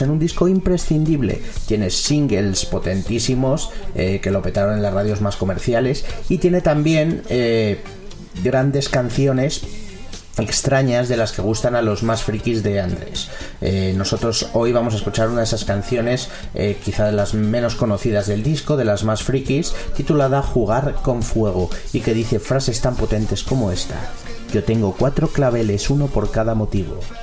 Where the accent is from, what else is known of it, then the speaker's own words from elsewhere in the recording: Madrid, Community of Madrid, Spain; mi adolescencia en Madrid